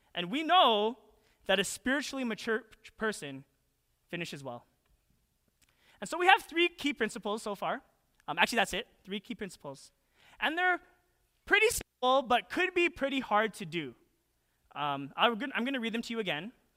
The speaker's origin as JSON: {"language": "English", "town": "Calgary", "region": "Alberta", "country": "Canada", "tie": "born or raised there", "moved": "as an adult", "lives_now": "United States", "said": "when I was a kid, I didn't even, like, really think too much about be, being Canadian. I hailed from twenty-three West Point Cor, Southwest, Calgary, Alberta."}